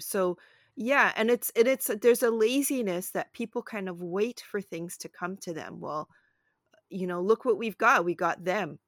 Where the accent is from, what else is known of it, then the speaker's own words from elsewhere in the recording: Toronto, Ontario, Canada; also born or lived in Brooklyn, New York, United States; we moved from, uh, the States to a shared house with, uh, my mom's best friend and her family, and then I think they found a house, and then we found the house, which was not far because they liked the West End of Toronto